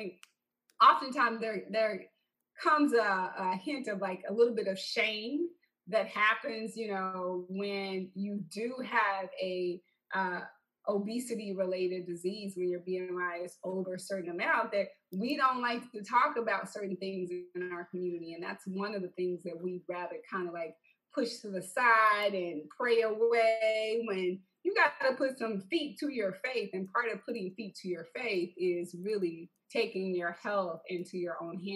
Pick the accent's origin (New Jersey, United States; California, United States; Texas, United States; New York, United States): Texas, United States; I'm from Texas